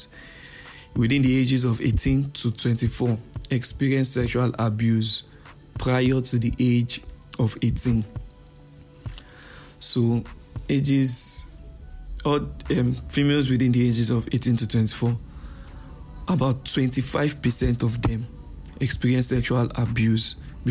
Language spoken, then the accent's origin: English; Nigeria; I'm a Nigerian